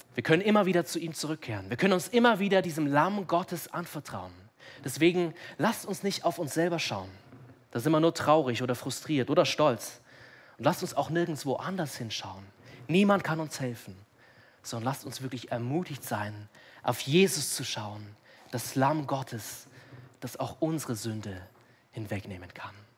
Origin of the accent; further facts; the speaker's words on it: Munich, Bavaria, Germany; ich bin hier in München aufgewachsen